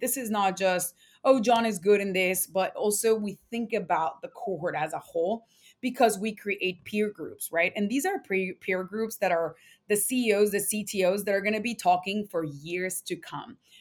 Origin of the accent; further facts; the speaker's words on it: Mexico; moved away; also born or lived in San Antonio, Texas; I'm Latina, I was born in Mexico